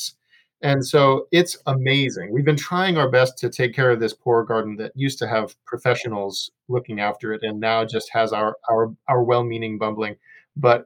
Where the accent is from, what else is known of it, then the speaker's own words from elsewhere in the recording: Chicago, Illinois, United States; I grew up in Chicago